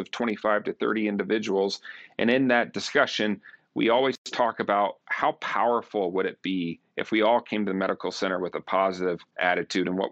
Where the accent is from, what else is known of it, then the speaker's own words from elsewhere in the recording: Bettendorf, Iowa, United States; moved away as an adult; also born or lived in Birmingham, Alabama; Grew up in Bedendorf, Iowa, so not too far from here